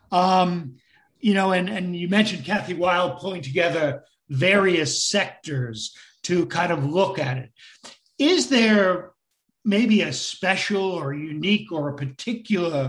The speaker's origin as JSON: {"language": "English", "region": "New York", "country": "United States", "said": "we New Yorkers"}